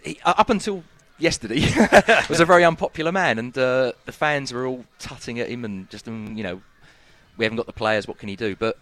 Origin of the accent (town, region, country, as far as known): London, United Kingdom; moved away as an adult; now in Russia